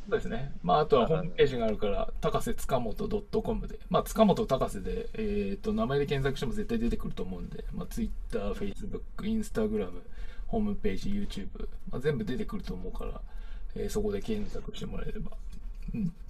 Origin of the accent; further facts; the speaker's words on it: Akita, Japan; 地元の秋田